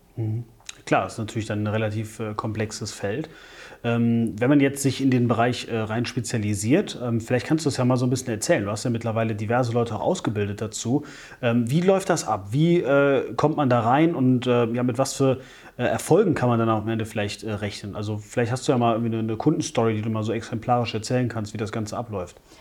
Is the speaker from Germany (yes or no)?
yes; Wachtberg, North Rhine-Westphalia, Germany; moved away; ich komme ursprünglich aus Wachtberg, das ist oberhalb von Bonn.